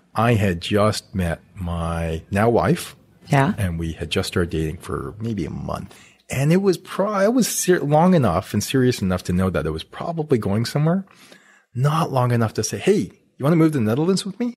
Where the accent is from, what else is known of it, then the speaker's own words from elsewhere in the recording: Canada; I I'm Canadian, grew up in Canada, went to school at the University of Alberta